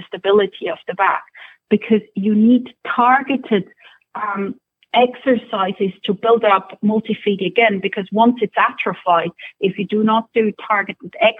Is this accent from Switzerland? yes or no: yes; Switzerland; accent: Scottish; also born or lived in Scotland; now in Ireland; I'm originally from Switzerland. Then I used to work in Scotland for a while, for several years, and now we're in Ireland